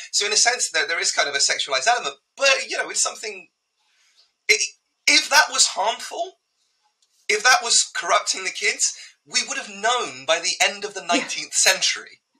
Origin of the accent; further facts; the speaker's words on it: United Kingdom; as a Brit